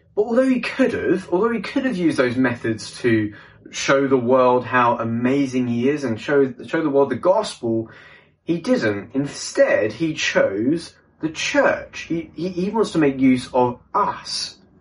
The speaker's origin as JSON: {"language": "English", "region": "London", "country": "United Kingdom", "said": "I'm from London, England"}